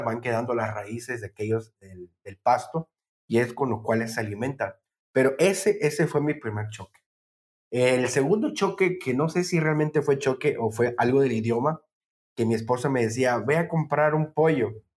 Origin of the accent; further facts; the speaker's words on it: Tabasco, Mexico; moved away as an adult; also born or lived in Puebla, Mexico; yo que soy de Tabasco, bueno, crecí en Tabasco